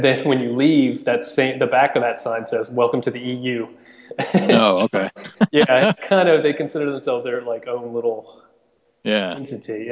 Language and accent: English; United States